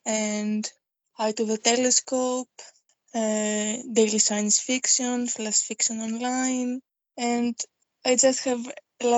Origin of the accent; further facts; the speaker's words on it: Greece; first language Greek; English is a second language; my native language is Greek, and I learned English and German as a second language